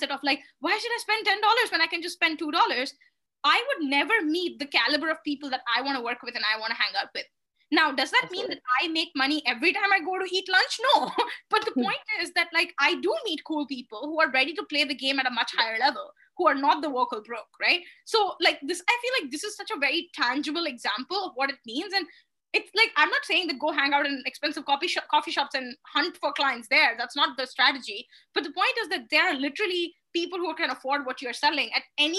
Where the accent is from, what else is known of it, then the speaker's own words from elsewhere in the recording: India; are you Indian? I'm like, yep